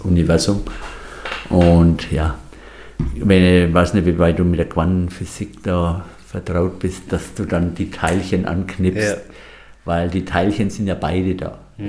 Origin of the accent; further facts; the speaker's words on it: Franconia, Bavaria, Germany; moved away as an adult; also born or lived in Munich / Bamberg; now in Ortenau, Germany; ich bin Franke